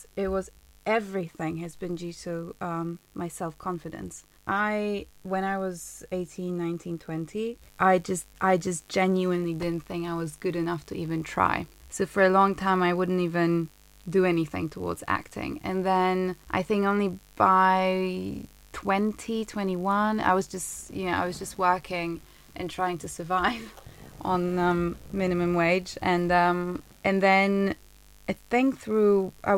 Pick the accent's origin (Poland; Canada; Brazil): Poland; moved away as an adult; now in London, United Kingdom; I grew up in Poland